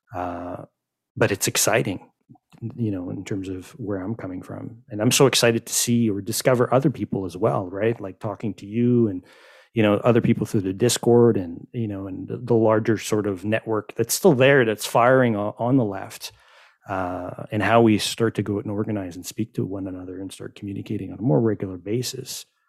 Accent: Quebec, Canada; also born or lived in Montreal; that's the French in me because I grew up in Quebec

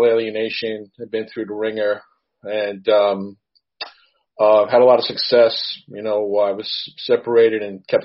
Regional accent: New York City, New York, United States; also born or lived in Suffolk County, New York; I'm a retired New York City policeman, and I'm a New Yorker

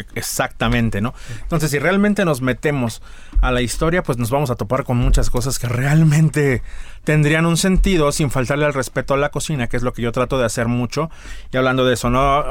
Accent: Mexico City, Mexico; also born or lived in Tlaxcala; now in San Miguel de Allende, Mexico; Nací en Ciudad de México, pero he dicho que me nacionalice tlaxcalteca

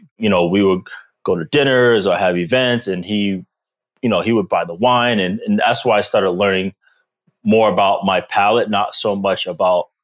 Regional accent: Providence, Rhode Island, United States; moved away as an adult; also born or lived in Boston / Green Bay; I grew up in Providence, Rhode Island. I am from the East Coast, born and raised

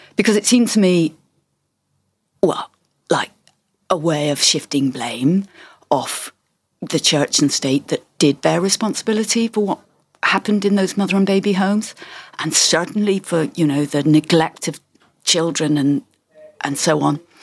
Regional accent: England, United Kingdom; We were all growing up in England

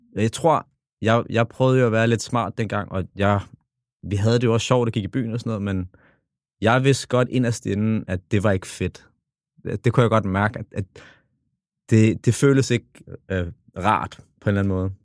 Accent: Copenhagen, Capital Region of Denmark, Denmark; jeg kommer jo fra The Hood. Kommer fra Tingbjerg. Og vokset op alene med min far.

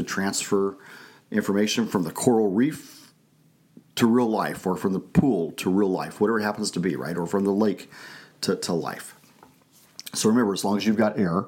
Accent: Arizona, United States; also born or lived in Texas / California; now in Idaho, United States; Growing up in Arizona, here in Idaho

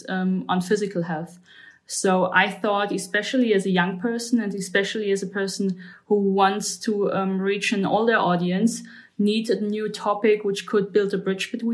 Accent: Germany; I'm from Germany.

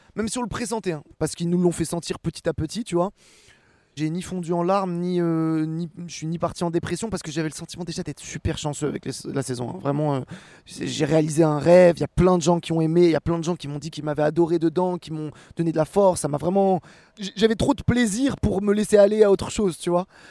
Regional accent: Rouen, Normandy, France; moved away as an adult; now in Paris, France; j'ai grandi à Rouen

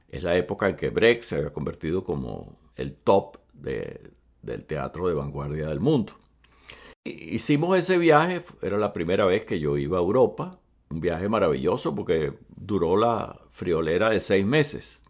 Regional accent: Venezuela; also born or lived in Cuba; Mis padres se fueron a vivir a Venezuela cuando yo tenía 10 años

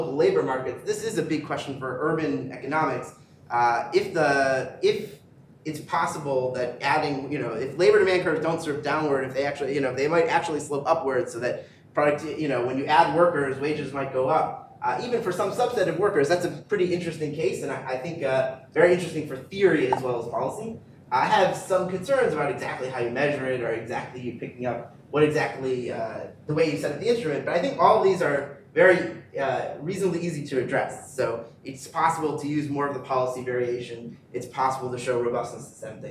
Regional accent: Cleveland, Ohio, United States; I grew up in Cleveland, and everyone I went to school with went to Ohio State in Columbus.

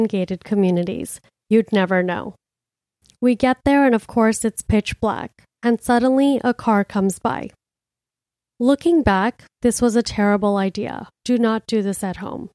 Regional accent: Miami, Florida, United States; now in New York City, United States; I'm from Miami

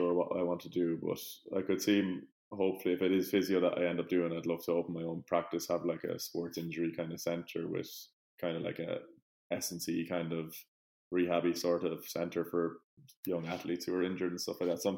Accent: Leinster, Ireland; moved away as an adult; your home province

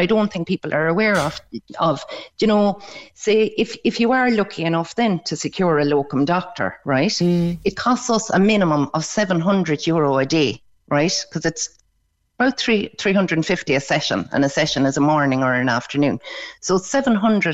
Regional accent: Beara, Munster, Ireland; I'm from Beara

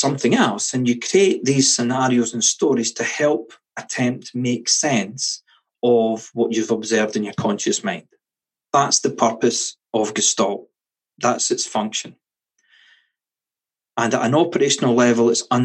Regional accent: Scotland, United Kingdom; Being Scottish

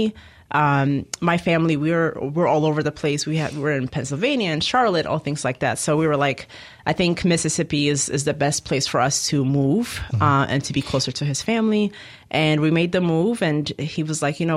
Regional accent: Ethiopia; moved away; I'm originally from Ethiopia, so I've traveled back a few times. Okay. I was born there

